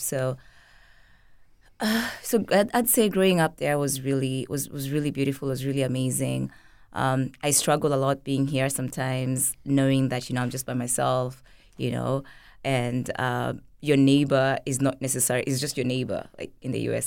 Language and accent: English; Kenya; now in St. Petersburg, United States; growing up in Kenya